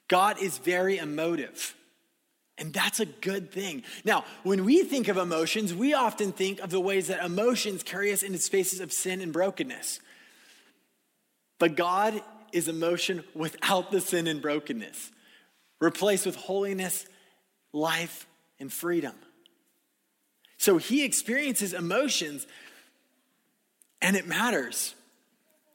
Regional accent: California, United States; moved away; I was living in California, my hometown

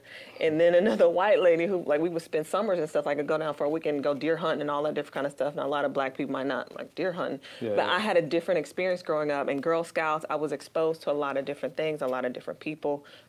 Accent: Joliet, Illinois, United States; I grew up in Joliet, Illinois, outside of Chicago, about 35 minutes outside of the city. And grew up into a very large family.

